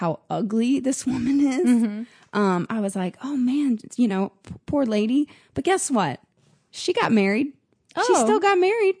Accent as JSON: {"language": "English", "town": "Nashville", "region": "Tennessee", "country": "United States", "tie": "born or raised there", "said": "So I grew up in Nashville, Tennessee"}